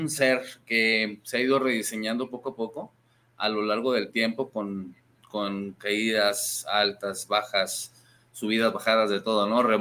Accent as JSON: {"language": "Spanish", "town": "Guadalajara", "region": "Jalisco", "country": "Mexico", "lives_now": "Acatlán de Juárez, Mexico", "said": "Soy tapatío, pero es tapatío, pero allá vive."}